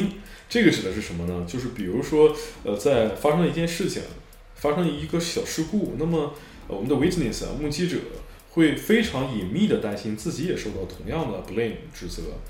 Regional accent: China; 这是深植我们中国人心中的一种呃传统的一种观念

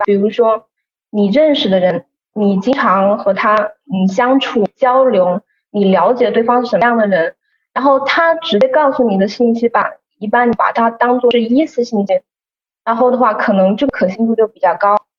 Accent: Wuhan, Hubei, China; 我这边呢还是在武汉。首先，因为我是本地人，然后的话我工作也是在本地嘛

